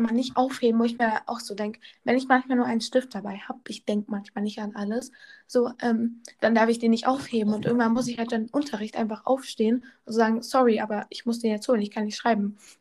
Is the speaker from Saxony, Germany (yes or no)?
no; North Rhine-Westphalia, Germany; first language German; now in Bavaria, Germany; Ja, ich wohne in Bayern, aber ich komme eigentlich aus Nordrhein-Westfalen